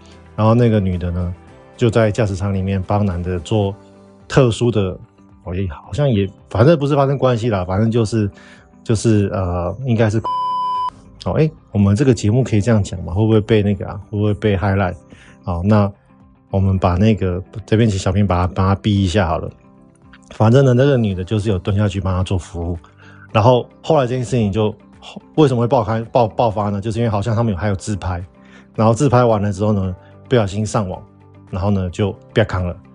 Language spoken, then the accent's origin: Chinese; Taiwan; 我们台湾人其实都会蛮为对方考量的